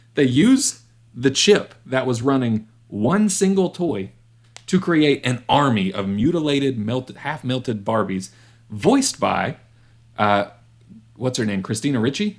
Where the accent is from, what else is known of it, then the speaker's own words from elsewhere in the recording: West Virginia, United States; I was a little white kid growing up in West Virginia at the time.